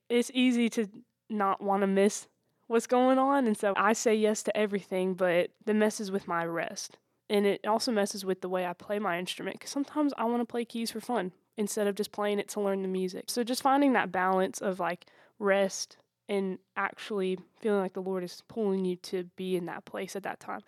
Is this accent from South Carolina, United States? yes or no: yes; Anderson, South Carolina, United States; I'm from Anderson, South Carolina.